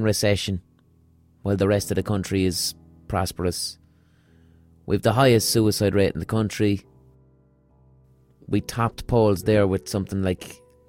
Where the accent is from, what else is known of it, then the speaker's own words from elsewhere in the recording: Limerick, Munster, Ireland; I love Limerick with all my heart and soul. I'm from Limerick. I want to live here for the rest of my life.